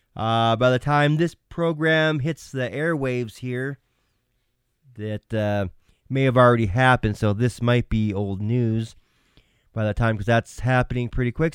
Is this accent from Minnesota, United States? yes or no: yes; Minnesota, United States; my home state of Minnesota